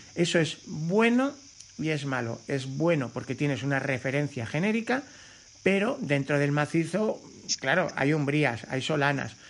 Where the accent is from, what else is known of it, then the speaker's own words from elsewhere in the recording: Cercedilla, Community of Madrid, Spain; Aquí en mi pueblo, en Cercedilla